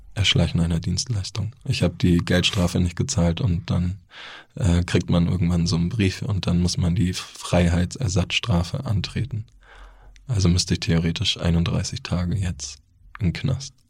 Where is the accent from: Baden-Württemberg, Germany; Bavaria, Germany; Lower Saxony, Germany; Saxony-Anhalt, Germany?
Bavaria, Germany; Neu-Ulm; now in Hamburg, Germany; Ich bin in Neu-Ulm geboren